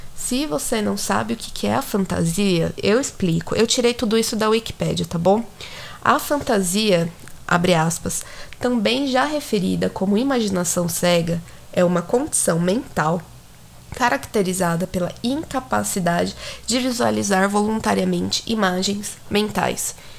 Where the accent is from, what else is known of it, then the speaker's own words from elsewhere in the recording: São Paulo, Brazil; Você vai perceber que eu sou de São Paulo, mas enfim. Até pelo sotaque